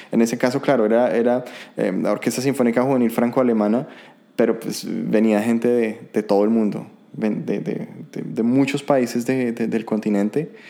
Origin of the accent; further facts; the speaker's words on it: Colombia; now in Germany; hay somos bastantes colombianos, entonces no es una sorpresa